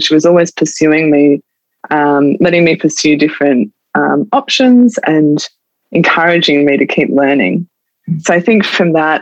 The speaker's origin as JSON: {"language": "English", "town": "Adelaide", "region": "South Australia", "country": "Australia", "tie": "born or raised there", "also_born_or_lived": "Tasmania", "said": "I grew up in Adelaide, all my family, my friends are here"}